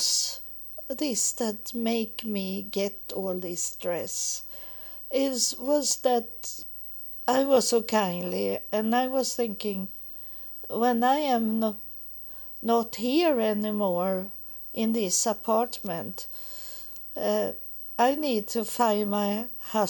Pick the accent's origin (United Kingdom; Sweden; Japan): Sweden; also born or lived in United States; when I come back to Sweden and have a little more calm, that I got an apartment. But I didn't get nice apartments in the beginning, but at least I was home in my home, in my country